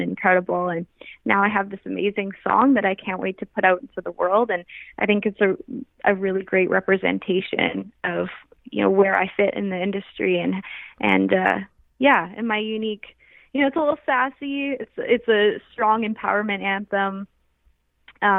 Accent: Canada; now in Vancouver, Canada; as a Canadian

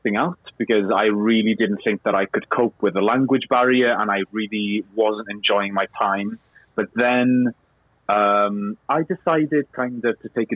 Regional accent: Cardiff, Wales, United Kingdom; first language Welsh; English is a second language; moved away as an adult; also born or lived in London; I was brought up in Cardiff.

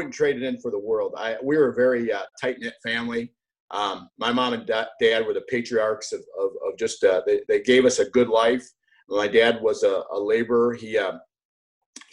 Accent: United States; born or raised there; also born or lived in Beirut, Lebanon

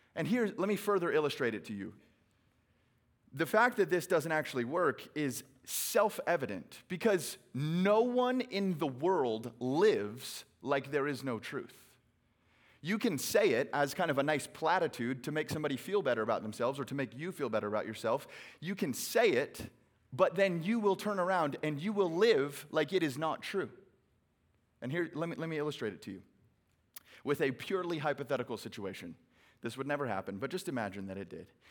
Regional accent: Phoenix, Arizona, United States; I hail from Phoenix, Arizona, where it is a billion degrees today

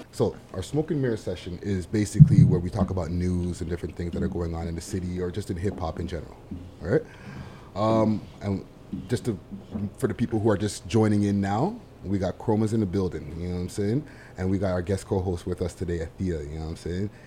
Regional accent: Montreal, Quebec, Canada; I'm from Montreal

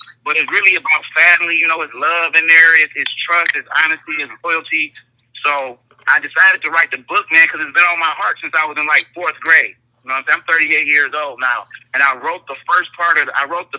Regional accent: Inkster, Michigan, United States; I'm from Inkster, Michigan. That's 20 minutes outside of Detroit.

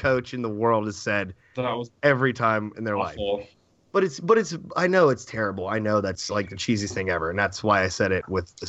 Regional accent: West Virginia, United States; I'm from West Virginia.

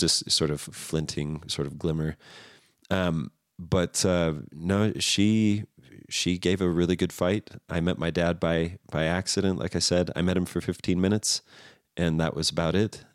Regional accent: Redlands, California, United States; also born or lived in Riverside, California; I lived in Redlands for about nine years

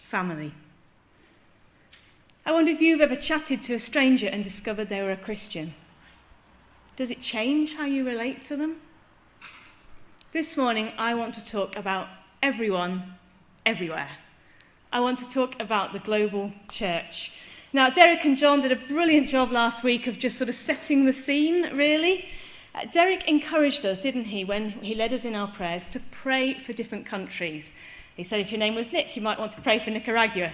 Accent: England, United Kingdom; telling them I'm English

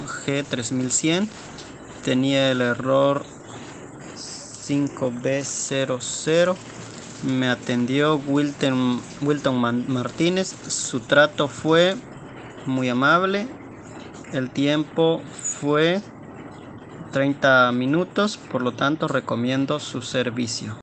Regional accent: Guatemala; soy del país de Guatemala

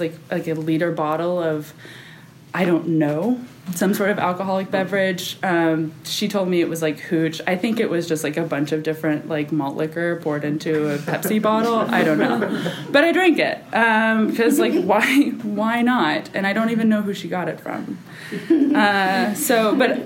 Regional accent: Kerrville, Texas, United States; also born or lived in Austin, Texas; I grew up in Kerrville. I lived there till I was 13

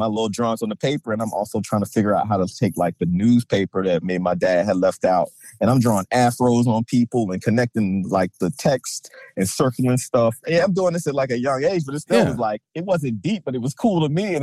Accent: Baltimore County, Maryland, United States; I'm from Baltimore County, like right outside Baltimore City, a little area called like Parkville, Kearney, Towson, that whole little area

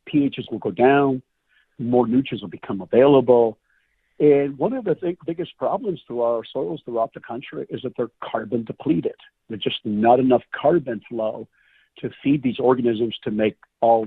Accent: the West, United States; I grew up in the West

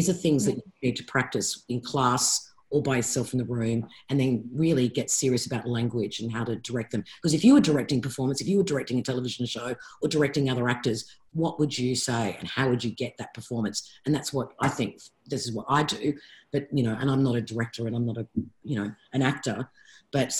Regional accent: Sydney, New South Wales, Australia; I grew up in Bondi. I lived on that beach.

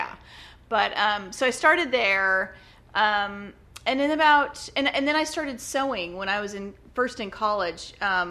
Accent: Kansas, United States; moved away as an adult; also born or lived in Oklahoma; now in Corpus Christi, United States; I'm from Kansas.

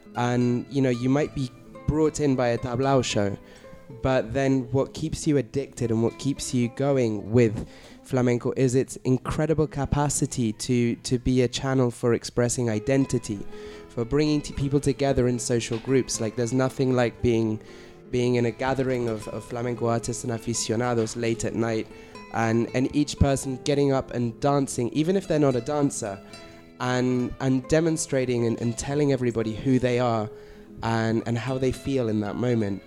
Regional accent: London, United Kingdom; moved away as an adult; now in Barcelona, Spain; I'm from originally from London in the UK.

